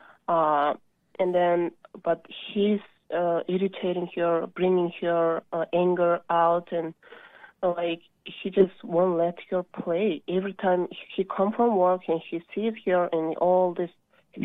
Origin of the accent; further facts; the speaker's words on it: Kyrgyzstan; now in United States; I am from Middle East country, Kyrgyzstan